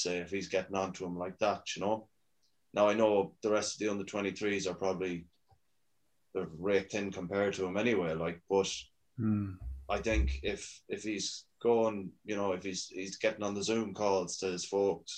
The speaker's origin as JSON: {"language": "English", "country": "Ireland", "said": "I'm Irish"}